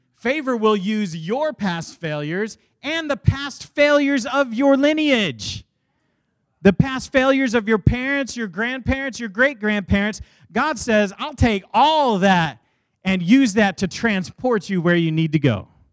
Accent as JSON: {"language": "English", "town": "Dallas", "region": "Texas", "country": "United States", "tie": "born or raised there"}